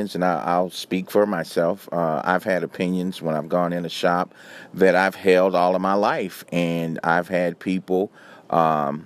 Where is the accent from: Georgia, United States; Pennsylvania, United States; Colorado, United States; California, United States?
California, United States; Los Angeles; also born or lived in New York / San Francisco / Chicago / Miami; now in Atlanta, United States; I'm originally from Los Angeles, so I've lived in big cities